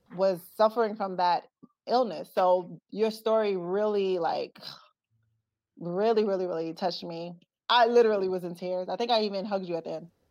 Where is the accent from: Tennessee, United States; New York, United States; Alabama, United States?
New York, United States; Brooklyn; moved away; also born or lived in Newark, New Jersey; I'm originally from Brooklyn, New York